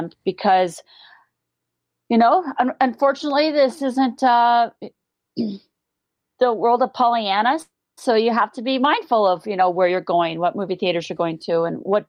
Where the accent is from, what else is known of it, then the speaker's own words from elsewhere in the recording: Montana, United States; I grew up in Montana